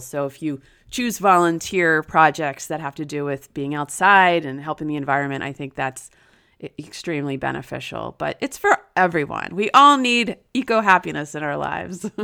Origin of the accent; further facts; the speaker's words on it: New Jersey, United States; now in Florida, United States; my hometown in New Jersey